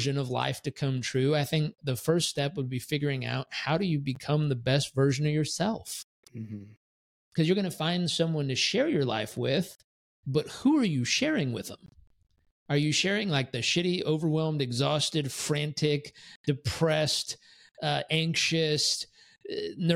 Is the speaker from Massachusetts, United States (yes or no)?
no; San Diego, California, United States; also born or lived in Miami Beach / San Francisco / Tampa; now in Puerto Rico; I grew up in San Diego